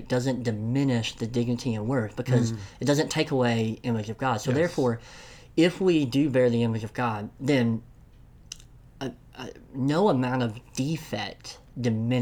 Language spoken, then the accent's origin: English; Tennessee, United States; I'm from Tennessee, so enunciation isn't always good